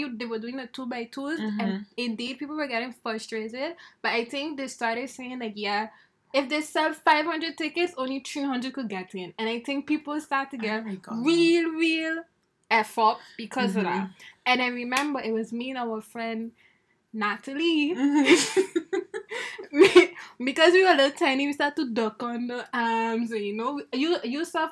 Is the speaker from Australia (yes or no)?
no; Sint Maarten; I'm from Dutch Quarto